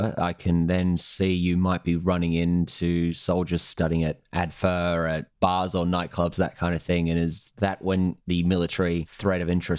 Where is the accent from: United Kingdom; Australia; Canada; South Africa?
United Kingdom; Edinburgh, Scotland; born there; I was born in Edinburgh and have a Scottish ancestry.